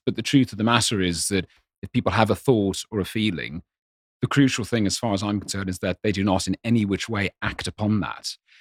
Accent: Ireland; I grew up in Ireland

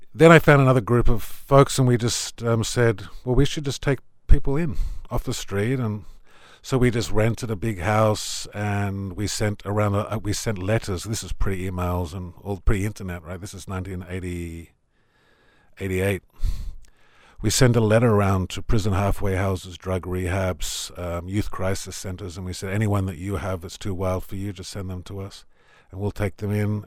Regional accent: Tamworth, New South Wales, Australia; moved away as an adult; also born or lived in Sydney; I come from Tamworth. I grew up on a farm.

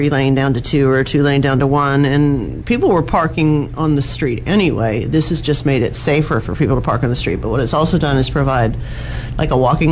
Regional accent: New Orleans, Louisiana, United States; now in Dallas, United States; a native New Orleanian

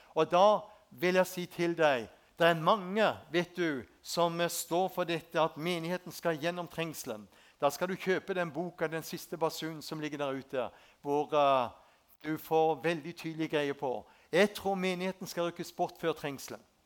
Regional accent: Spangereid, Agder, Norway; Jeg vokste opp ute på Spangereid, ei en fin bygd.

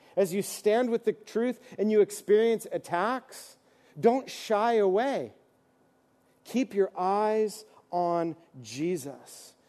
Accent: East Coast, United States; moved away; I'm from the East Coast, so we sang old hymns

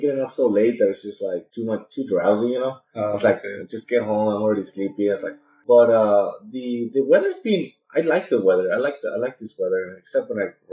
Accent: Mexico; moved away; we're both from Mexico

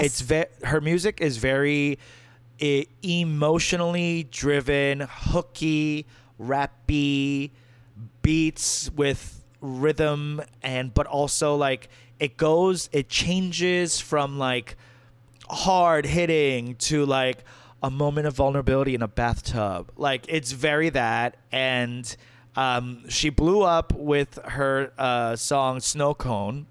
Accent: New York, United States; my home state's governor

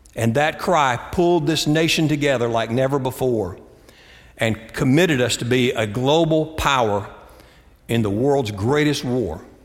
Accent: Greensboro, North Carolina, United States; moved away; also born or lived in Austin, Texas; my hometown, Greensboro, North Carolina

